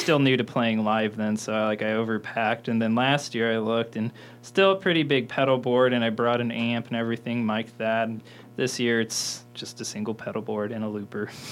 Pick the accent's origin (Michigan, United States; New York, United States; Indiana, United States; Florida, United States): Indiana, United States; Mitchell; also born or lived in Bloomington, Indiana; I was born in Bloomington and raised in Mitchell, Indiana, um, like 40 minutes south of here